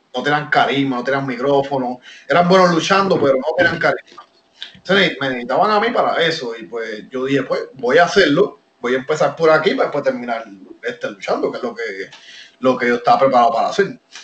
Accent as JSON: {"language": "Spanish", "town": "Levittown", "country": "Puerto Rico", "tie": "born or raised there", "also_born_or_lived": "Miami", "said": "yo me crié aquí en Puerto Rico. A pesar de que yo nací en Miami, mis papás son cubanos"}